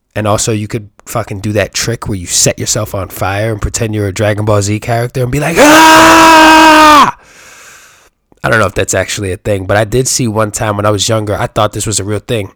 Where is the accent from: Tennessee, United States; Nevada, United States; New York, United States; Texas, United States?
New York, United States; I'm from New York